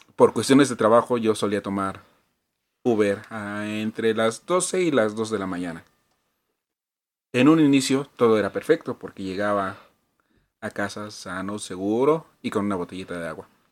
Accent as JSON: {"language": "Spanish", "region": "Mexico City", "country": "Mexico", "said": "Iztapalapa, que es de donde yo vengo"}